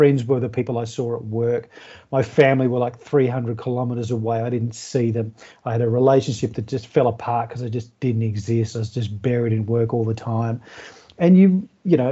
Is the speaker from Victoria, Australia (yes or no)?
yes; Melbourne, Victoria, Australia; moved away as an adult; now in regional Victoria, Australia; I grew up in Melbourne and I went to school in Melbourne, grew up in Melbourne